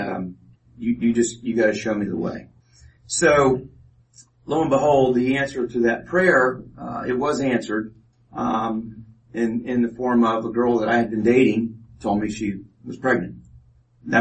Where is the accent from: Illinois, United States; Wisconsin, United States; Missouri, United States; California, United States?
Missouri, United States; Kansas City; I was born in Kansas City, Missouri. My mom and I lived there